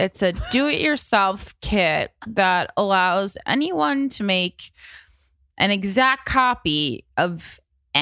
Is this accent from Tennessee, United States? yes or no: no; Union, New Jersey, United States; my hometown of Union, New Jersey